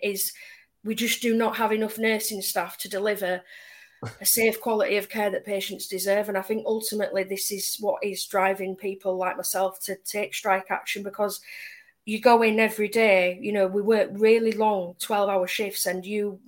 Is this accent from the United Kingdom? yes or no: yes; Leeds, Yorkshire and the Humber, United Kingdom; I'm from Leeds.